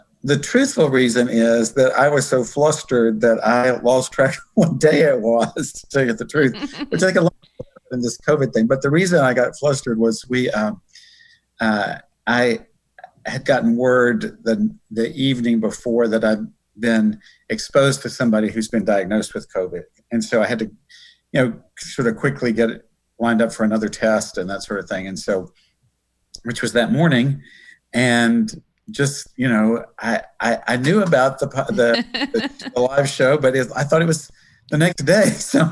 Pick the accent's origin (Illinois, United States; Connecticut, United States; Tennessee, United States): Tennessee, United States; Ashland City; I'm actually very, very, very near the place where I grew up. I mean, in a little town called Ashland City.